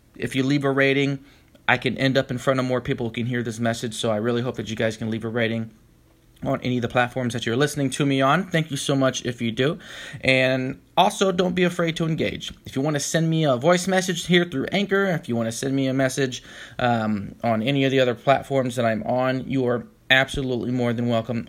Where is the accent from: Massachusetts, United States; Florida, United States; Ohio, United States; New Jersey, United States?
Florida, United States; Tampa; moved away as an adult; also born or lived in Orlando, Florida; now in San Francisco, United States; I was born in Florida, Orlando, Florida, as a matter of fact, but I was raised in the Tampa Bay area for most of my life